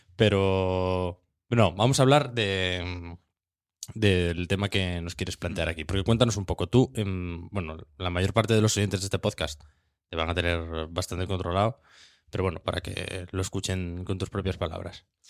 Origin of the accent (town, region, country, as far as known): Asturias, Spain